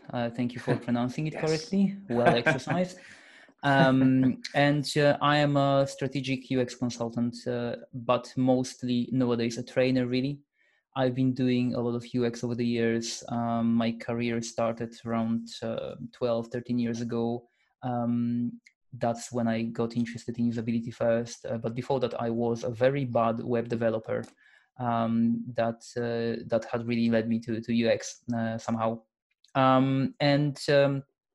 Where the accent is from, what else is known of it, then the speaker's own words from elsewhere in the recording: Poland; now in Edinburgh, United Kingdom; I'm Polish. I come from Poland, but I've lived here for a long time now